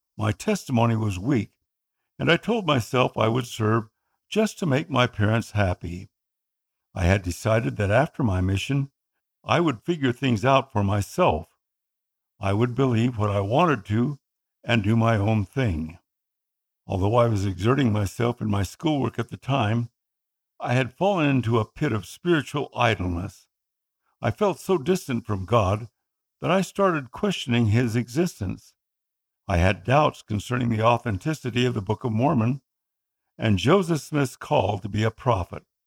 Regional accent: Philippines; first language Tagalog; my native tongue, Tagalog

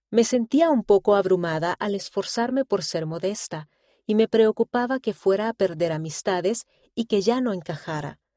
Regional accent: Colombia; muy diferente de la pequeña ciudad en la que crecí en Colombia

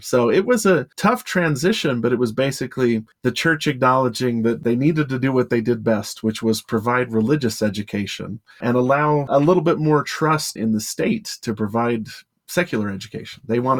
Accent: Delta, Utah, United States; Near where I grew up in Delta, Utah, in Hinckley, there's still the Church Academy building, still standing.

